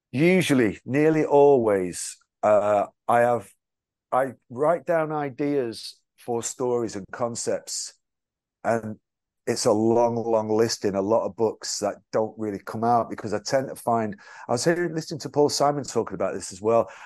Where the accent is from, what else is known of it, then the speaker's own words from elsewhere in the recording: England, United Kingdom; I'm from England